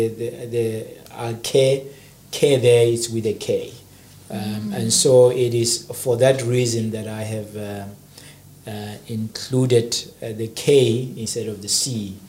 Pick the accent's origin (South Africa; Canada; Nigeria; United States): South Africa; I come from South Africa.